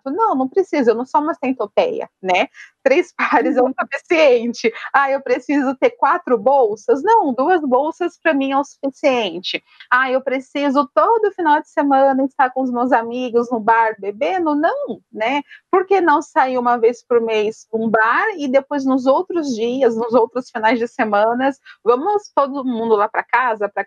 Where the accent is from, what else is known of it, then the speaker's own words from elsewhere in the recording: São Paulo, Brazil; moved away as an adult; now in Curitiba, Brazil; eu moro hoje em Curitiba, mas sou de São Paulo, já faz alguns aninhos que eu estou morando por aqui.